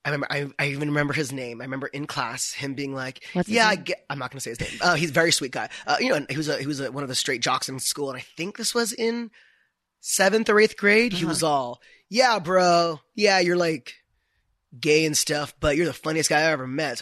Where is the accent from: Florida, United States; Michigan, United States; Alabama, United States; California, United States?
California, United States; Orange County; born or raised there; moved away as an adult; now in Los Angeles, United States